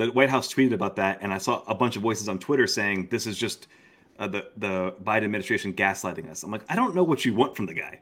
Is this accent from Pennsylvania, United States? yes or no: no; Florida, United States; moved away; also born or lived in Daunte Culpepper's hometown (Ocala, Florida); I'm actually nearing as much time out of Florida as I spent in Florida. So, um, I'm, I'm so close to being able to not, not say I'm from Florida anymore